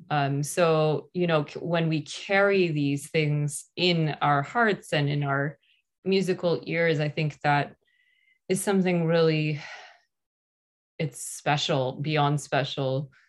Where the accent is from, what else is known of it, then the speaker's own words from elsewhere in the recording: California, United States; also born or lived in New York / Armenia (ancestry); now in Los Angeles, United States; growing up in California